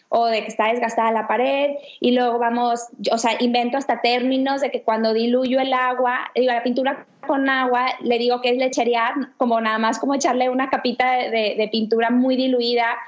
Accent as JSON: {"language": "Spanish", "town": "Ciudad Victoria", "region": "Tamaulipas", "country": "Mexico", "also_born_or_lived": "Barcelona", "moved": "yes", "lives_now": "Monterrey, Mexico", "said": "tengo 31 años y soy de Victoria, Tamaulipas."}